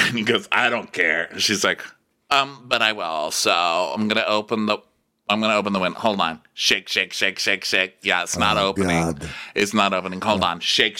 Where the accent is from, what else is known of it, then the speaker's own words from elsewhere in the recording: Texas, United States; I'm just from Texas. So like, I didn't even know it was a career.